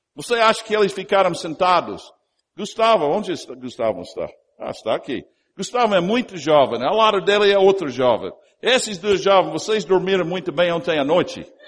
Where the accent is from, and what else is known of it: United States; Portuguese is a second language; also born or lived in Brazil